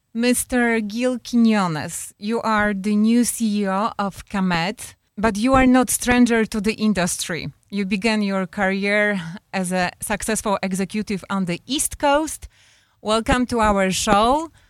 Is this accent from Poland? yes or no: yes; Poland; now in United States; we are immigrants from Poland